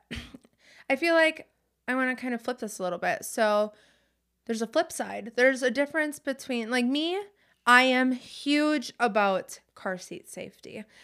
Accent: Wisconsin, United States; We're from Wisconsin, so it gets extremely cold

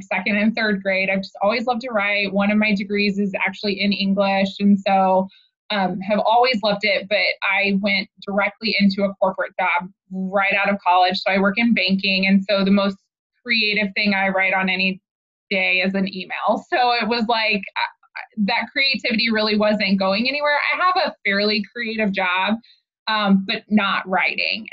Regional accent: Oklahoma, United States; moved away as an adult; now in Kansas City, United States; I grew up in Oklahoma. My husband and I both are from Oklahoma. Born and raised, went to college there

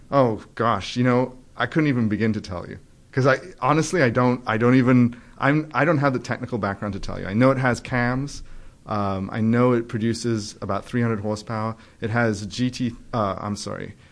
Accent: England, United Kingdom; moved away as an adult; also born or lived in Trinidad; now in United States; when I was nine, um, and I went to live in England.

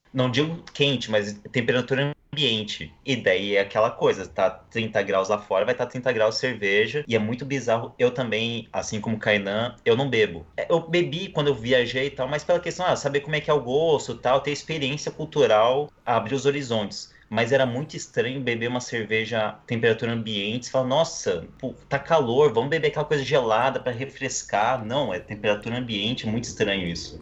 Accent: Campo Grande, Mato Grosso do Sul, Brazil; eu também sou de Campo Grande, Mato Grosso do Sul

